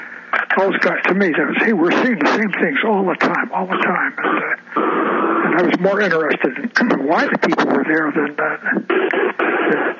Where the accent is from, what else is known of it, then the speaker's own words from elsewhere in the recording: Albany, New York, United States; moved away as an adult; now in Olympia, United States; I grew up in Albany, New York. I was born at Albany Hospital in 1932.